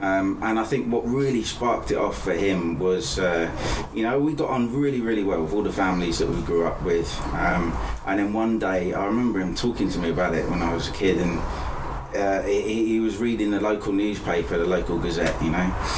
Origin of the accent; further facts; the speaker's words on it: Lambeth, London, United Kingdom; born there; also born or lived in Basingstoke; So I was born in Lambeth in London